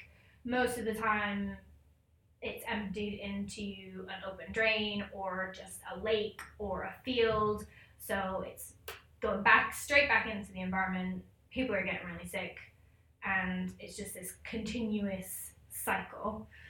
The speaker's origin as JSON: {"language": "English", "country": "Ecuador", "tie": "born or raised there", "said": "I grew up in Ecuador in South America."}